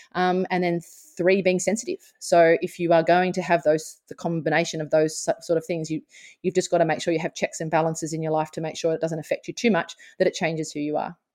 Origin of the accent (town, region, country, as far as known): Australia; born or raised there